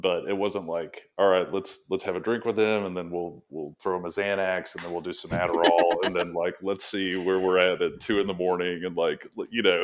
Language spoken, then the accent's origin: English; Alabama, United States; moved away as an adult; now in Tampa, United States; I had gone to school in Alabama and grew up there